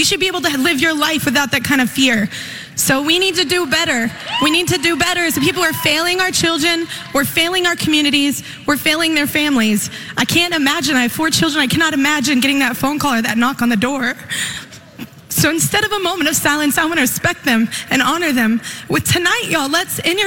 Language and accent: English; Texas, United States; I'm a Texas girl, and my home state has had so much heartbreak over this past year